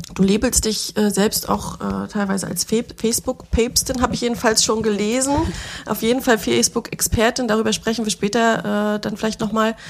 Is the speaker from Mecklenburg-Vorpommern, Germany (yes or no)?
yes; Schwerin, Mecklenburg-Vorpommern, Germany; born or raised there